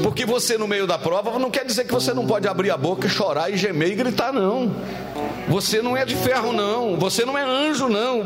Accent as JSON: {"language": "Portuguese", "region": "Minas Gerais", "country": "Brazil", "said": "como um bom mineiro"}